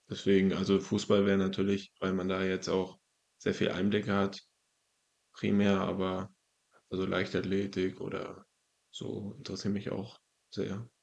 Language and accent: German; Zinnowitz, Mecklenburg-Vorpommern, Germany; also born or lived in Wolgast; Also ich bin geboren in Wolgast, aufgewachsen in Zinnowitz.